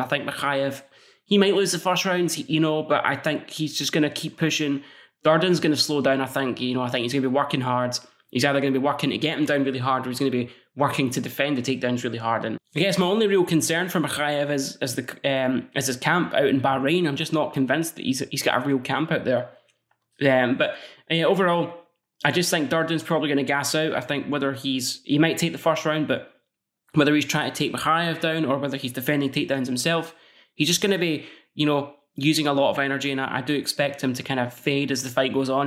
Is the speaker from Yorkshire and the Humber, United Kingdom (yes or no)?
no; Scotland, United Kingdom; I'm Scottish